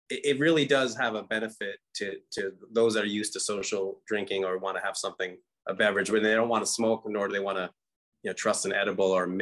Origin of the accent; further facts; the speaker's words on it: Pawtucket, Rhode Island, United States; moved away as an adult; also born or lived in California; now in US Virgin Islands; being from growing up in Pawtucket in the early days